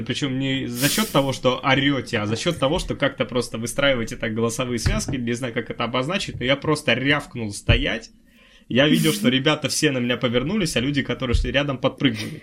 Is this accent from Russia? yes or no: yes; Udmurtia, Russia; moved away as an adult; now in Moscow, Russia; я из Удмуртии